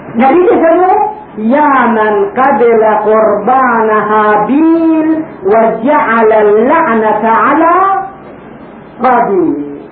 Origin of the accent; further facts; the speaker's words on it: Karbala, Karbala Governorate, Iraq; عندنا في كربلاء